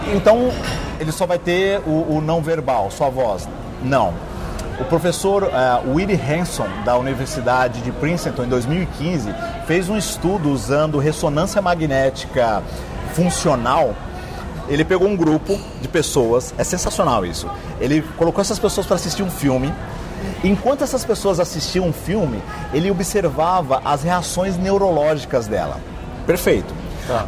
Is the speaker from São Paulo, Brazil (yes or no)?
yes; São Paulo, Brazil; also born or lived in Minas Gerais; Eu sou mineiro, radicado em São Paulo, mudei para São Paulo com 6, 7 anos de idade